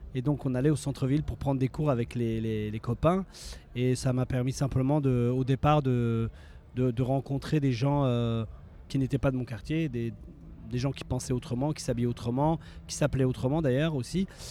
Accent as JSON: {"language": "French", "country": "France", "tie": "born or raised there", "also_born_or_lived": "Morocco (origins)", "said": "la danse hip-hop qu'on a, euh, nous, euh, rencontrées, vécues, avec laquelle on a grandi en France"}